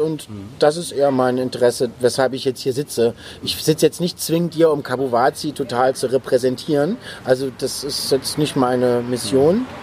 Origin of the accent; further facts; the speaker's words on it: Neuwied, Rhineland-Palatinate, Germany; also born or lived in Bonn; now in Berlin, Germany; komme aus dem Rheinland, da bin ich geboren, in, in, in Bonn geboren und in Neuwied, Rheinland-Pfalz aufgewachsen